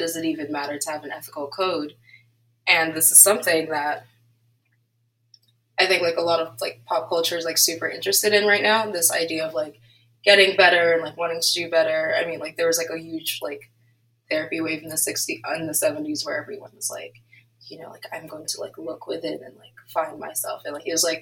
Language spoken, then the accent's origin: English; Nigeria; As a Nigerian myself